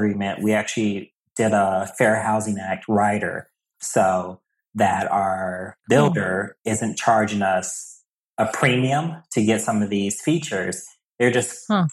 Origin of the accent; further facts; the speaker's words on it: Milwaukee, Wisconsin, United States; moved away as an adult; now in New England, United States; I'm originally from Milwaukee